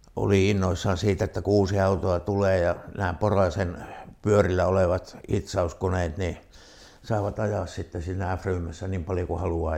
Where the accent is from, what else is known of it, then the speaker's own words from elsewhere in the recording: Kaamanen, Lapland, Finland; now in Rovaniemi, Finland; me on itse sieltä Kaamasen perältä, niin takaisin sehän me sieltä on syntyisin